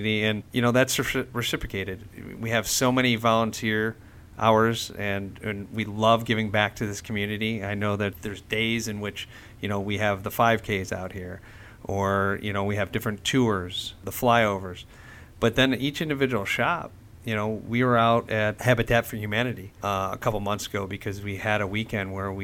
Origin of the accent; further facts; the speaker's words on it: Cleveland, Ohio, United States; I was called to my hometown of Cleveland